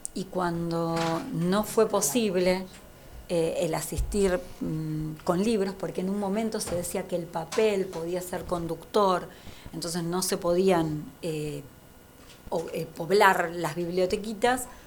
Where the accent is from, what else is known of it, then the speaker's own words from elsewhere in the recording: Lavallol, Buenos Aires Province, Argentina; yo vivo, nací en, en Lavallol